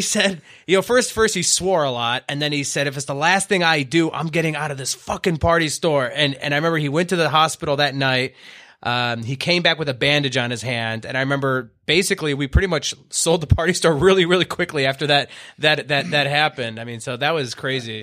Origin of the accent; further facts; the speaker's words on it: Owosso, Michigan, United States; I was born in Owasso, Michigan, okay, which is what, ten, fifteen miles out, out of Flint